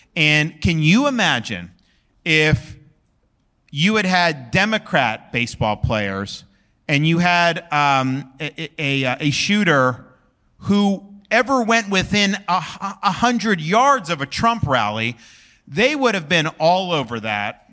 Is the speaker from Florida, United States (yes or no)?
yes; Florida, United States; I was born and raised in Florida